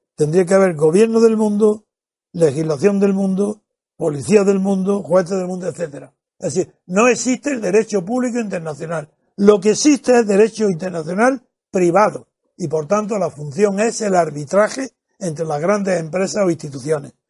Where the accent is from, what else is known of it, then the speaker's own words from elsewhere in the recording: Spain; como español